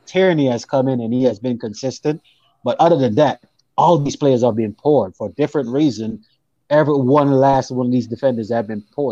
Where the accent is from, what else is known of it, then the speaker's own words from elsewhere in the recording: Jamaica; now in United States; I'm actually from Jamaica, but I, I live in the states